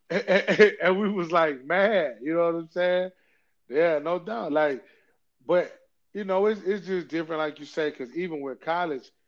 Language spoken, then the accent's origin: English; Georgia, United States; I'm from Georgia. Of course, I, the Superstation. You got to watch. Got to watch the Hawks.